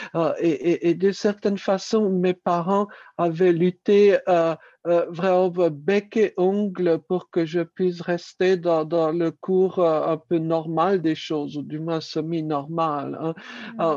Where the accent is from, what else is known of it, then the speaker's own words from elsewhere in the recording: Paris, Île-de-France, France; Je suis né à Paris